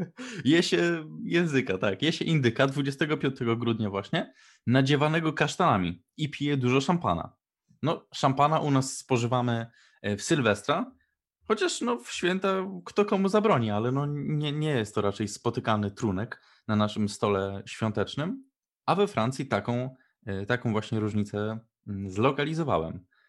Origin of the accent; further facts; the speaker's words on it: Poland; się wychowaliśmy w Polsce